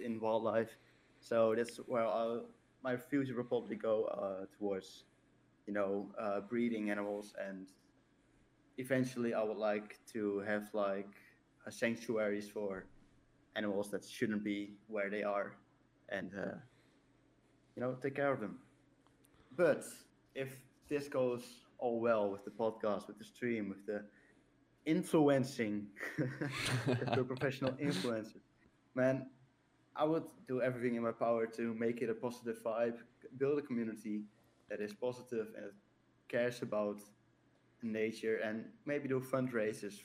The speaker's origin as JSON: {"language": "English", "country": "Netherlands", "second_language": "English", "said": "We're two guys from the Netherlands."}